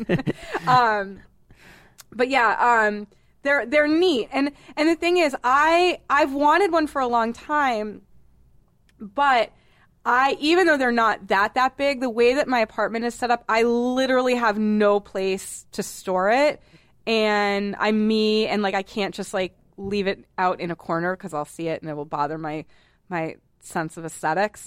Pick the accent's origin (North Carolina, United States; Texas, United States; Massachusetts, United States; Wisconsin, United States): Massachusetts, United States; Boston; moved away; I'm from Boston